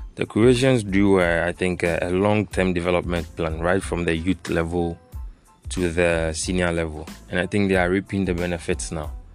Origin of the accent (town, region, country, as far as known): Ghana